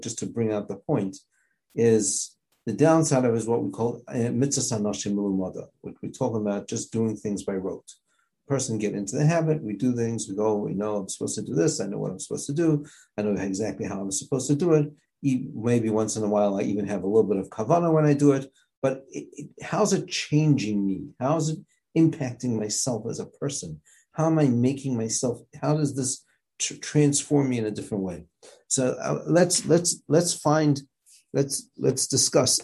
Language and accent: English; South Africa; moved away; growing up in South Africa